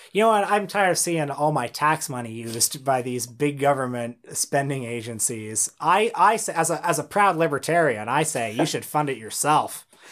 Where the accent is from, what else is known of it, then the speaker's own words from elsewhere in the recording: Canada; I had never been less proud to be a Canadian